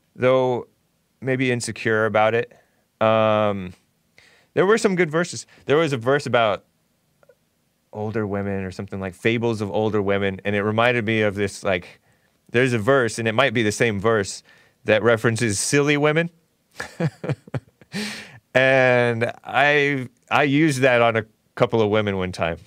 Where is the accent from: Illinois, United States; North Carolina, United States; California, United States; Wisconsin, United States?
California, United States; Temple City; also born or lived in El Monte; I grew up in Temple City